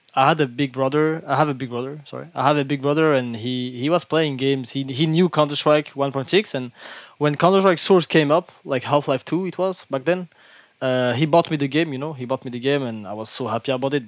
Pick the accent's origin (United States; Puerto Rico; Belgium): Belgium; Brussels, Brussels-Capital Region; English is a second language; I born in Brussels. Uh, I'm originally from Morocco. My family is from Morocco, but I have been living here all my life